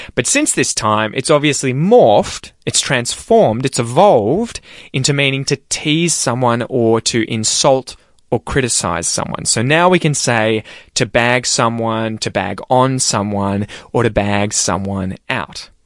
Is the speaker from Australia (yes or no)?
yes; Australia; as an Australian